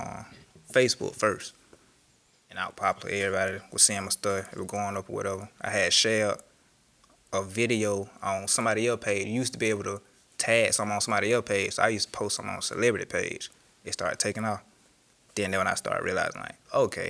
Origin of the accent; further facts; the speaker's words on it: Macon, Georgia, United States; I am from Macon, Georgia